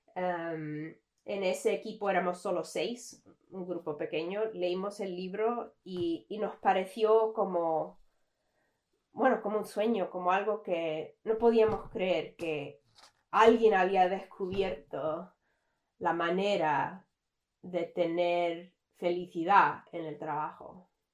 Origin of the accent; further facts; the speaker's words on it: Canada; soy canadiense. Mm, nací en Canadá, me crié aquí, toda la vida he vivido aquí